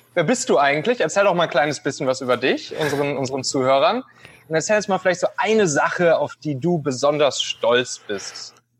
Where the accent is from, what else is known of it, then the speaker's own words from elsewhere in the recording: Rhineland, Germany; ich bin auch Rheinländer